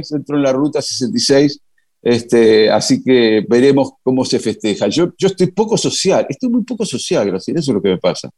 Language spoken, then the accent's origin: Spanish; Argentina